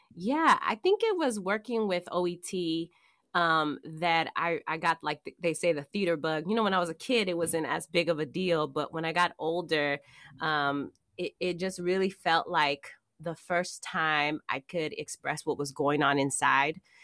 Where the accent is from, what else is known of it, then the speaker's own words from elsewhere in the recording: Oakland, California, United States; accent: Oakland regionalism; moved away as an adult; also born or lived in San Francisco / Ohio / Oregon; I was raised in Oakland, so I'm a town, I'm from the town, I'm from here